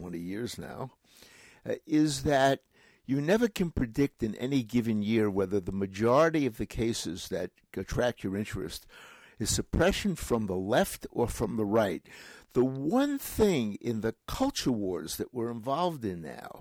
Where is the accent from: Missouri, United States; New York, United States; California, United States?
New York, United States; New York City; accent: Brooklyn; moved away as an adult; now in Boston, United States; I was born in Brooklyn, New York